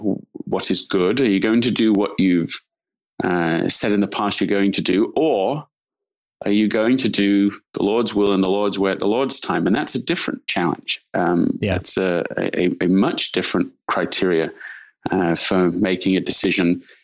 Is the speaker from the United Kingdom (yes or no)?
yes; Leeds, Yorkshire and the Humber, United Kingdom; also born or lived in London; Yeah, I'm from London, England originally, and grew up in Leeds in Yorkshire in the north of England.